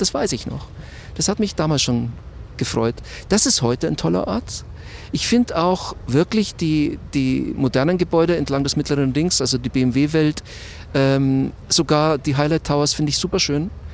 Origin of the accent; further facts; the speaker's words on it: Munich, Bavaria, Germany; Ich bin eigentlich in Schwabing aufgewachsen, so um die Feilitzstraße rum.